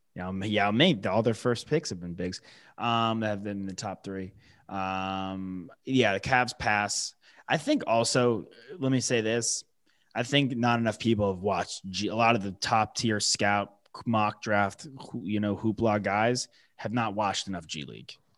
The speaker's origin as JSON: {"language": "English", "region": "New York", "country": "United States", "tie": "born or raised there", "said": "the local guys for, like, my hometown"}